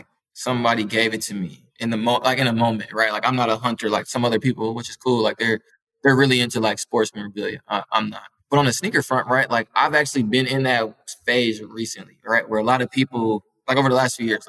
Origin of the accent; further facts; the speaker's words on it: Minneapolis, Minnesota, United States; I'm from Minneapolis, like, the Midwest, right, like, we're hours away, you know, from Chicago